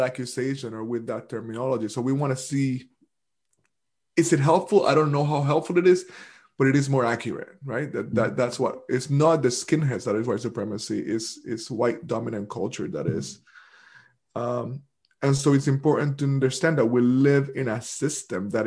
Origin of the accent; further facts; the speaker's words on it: Puerto Rico; now in United States; I'm not only from the Caribbean, I'm from Puerto Rico. And Puerto Rico is a formal and actual colony of the United States right now. So I grew up as a colonial subject.